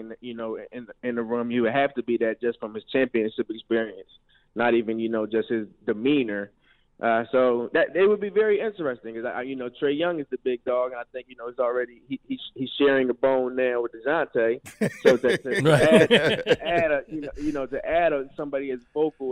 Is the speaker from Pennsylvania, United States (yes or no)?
yes; Philadelphia, Pennsylvania, United States; growing up in Philadelphia